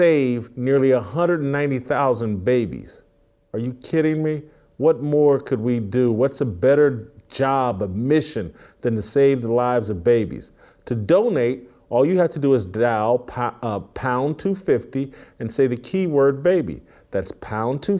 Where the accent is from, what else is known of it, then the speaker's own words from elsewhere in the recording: Indianapolis, Indiana, United States; the Indianapolis News, my hometown's afternoon newspaper